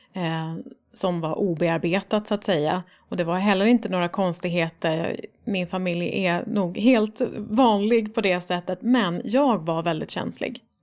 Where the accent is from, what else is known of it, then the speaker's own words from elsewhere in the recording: Stockholm, Stockholm County, Sweden; Jag är uppvuxen i Farsta